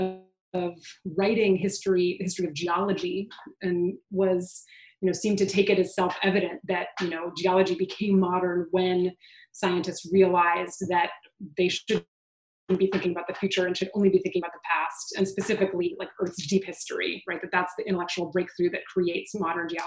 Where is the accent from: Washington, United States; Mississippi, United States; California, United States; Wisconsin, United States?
California, United States; Southern; I grew up in Southern California doing earthquake drills in school